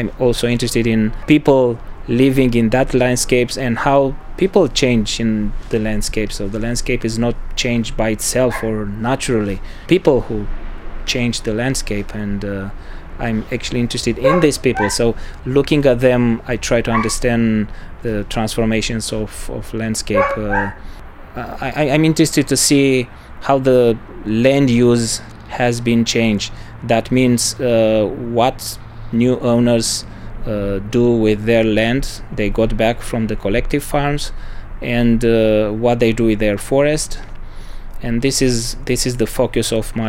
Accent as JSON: {"language": "English", "country": "Romania", "also_born_or_lived": "Bucharest / Sibiu / Berlin", "moved": "as an adult", "lives_now": "Munich, Germany", "said": "I come from Romania"}